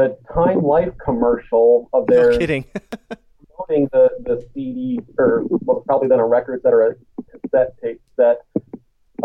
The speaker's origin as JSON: {"language": "English", "region": "Michigan", "country": "United States", "tie": "born or raised there", "moved": "yes", "lives_now": "US West Coast", "said": "I'm from Michigan, too, originally, so you'd figure at some point I would have made the trek, but I grew up in the sticks. I'm a rural boy, a country boy, on the west side near Lake Michigan"}